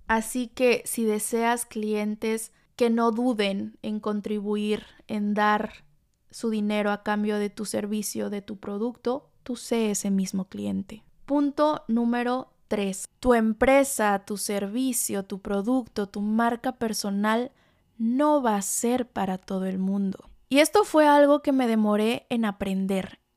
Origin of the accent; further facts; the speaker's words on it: Tlalixcoyan, Veracruz, Mexico; moved away; mi pueblito Tlalixcoyan, en Veracruz